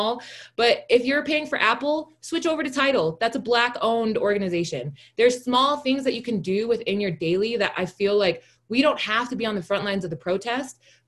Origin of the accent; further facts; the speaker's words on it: Pago Pago, Tutuila, American Samoa; now in United States; I'm a national. I'm from Tutuila. I was born in Pongopongo.